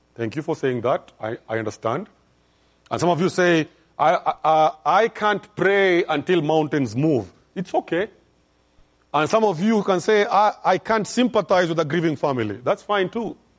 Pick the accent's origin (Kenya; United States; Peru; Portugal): Kenya; I'm from Kenya